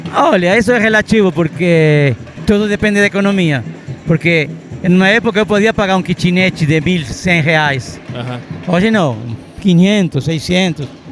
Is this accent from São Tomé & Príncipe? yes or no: no; Argentina; moved away as an adult; also born or lived in Santa Maria, Brazil; now in Brazil; Eu sou libanês criado na Argentina